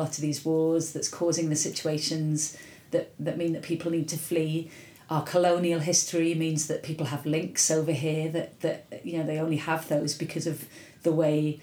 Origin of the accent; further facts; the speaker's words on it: Wales, United Kingdom; I was from Wales